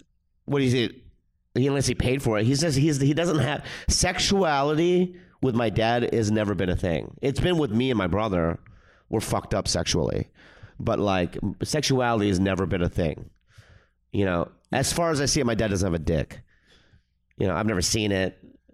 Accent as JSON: {"language": "English", "region": "Minnesota", "country": "United States", "tie": "born or raised there", "also_born_or_lived": "San Diego", "said": "Well, I was born in San Diego, and then they moved to Minnesota, and I lived there for like 10 years."}